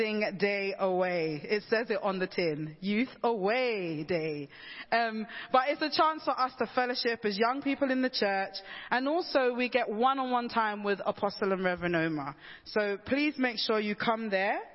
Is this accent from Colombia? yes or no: no; London, United Kingdom; I'm a Londoner.